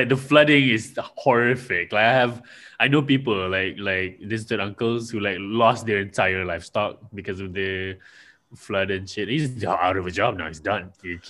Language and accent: English; Malaysia; I'm from Malaysia.